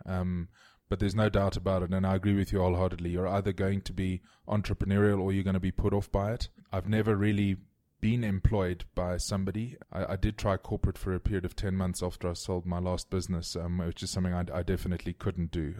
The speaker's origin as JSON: {"language": "English", "town": "Cape Town", "region": "Western Cape", "country": "South Africa", "tie": "born or raised there", "said": "I grew up in Constantia, which is in the southern suburbs of, uh, of Cape Town"}